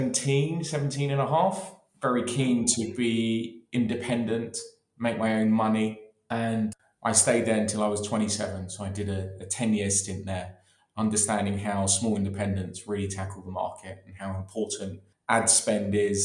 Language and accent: English; London, United Kingdom; born and raised in London in Maida Vale, borders of Kilburn